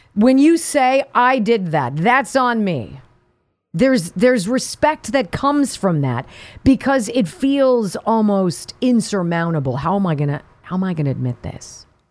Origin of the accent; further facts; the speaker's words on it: California, United States; moved away; I'm from California. I grew up in California